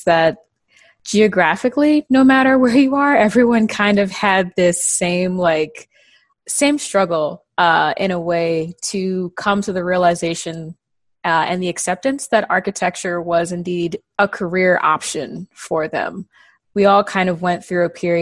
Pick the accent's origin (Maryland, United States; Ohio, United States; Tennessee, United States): Maryland, United States; Prince George's County; also born or lived in New Jersey / Baltimore, Maryland; raised down here in Prince George's County, Maryland